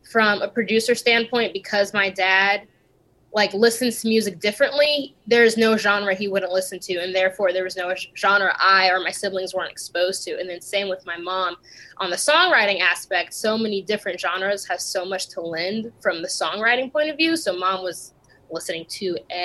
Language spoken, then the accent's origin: English; California, United States; also born or lived in Italy; But collectively, I spent the most time in California.